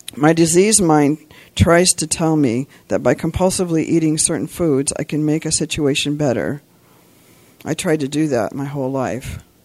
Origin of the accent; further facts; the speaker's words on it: Santa Cruz, California, United States; I'm from Santa Cruz, California